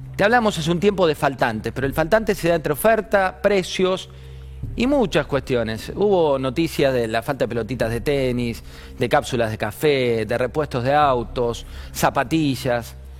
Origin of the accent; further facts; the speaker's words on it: Argentina; nuestra bendita Argentina